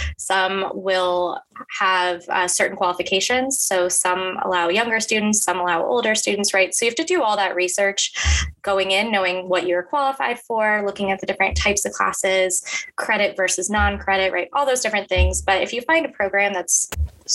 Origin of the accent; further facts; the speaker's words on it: Baltimore, Maryland, United States; I grew up in the Baltimore area